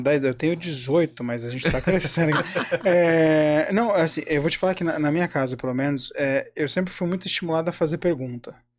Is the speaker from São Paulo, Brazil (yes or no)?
yes; São Paulo, Brazil; eu sou de São Paulo